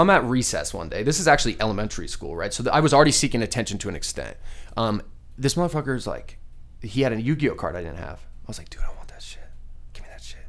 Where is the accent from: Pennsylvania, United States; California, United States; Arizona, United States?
Arizona, United States; Scottsdale; born or raised there; also born or lived in Glendale, Arizona